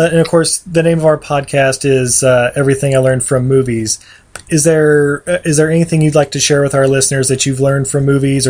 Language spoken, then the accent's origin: English; Utah, United States; I was born and raised in Utah